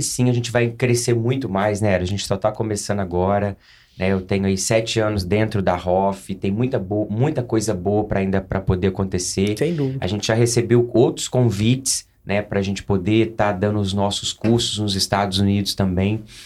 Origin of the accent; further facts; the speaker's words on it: Coqueiral, Minas Gerais, Brazil; also born or lived in Lavras; sou mineiro, sou de Coqueiral, Minas Gerais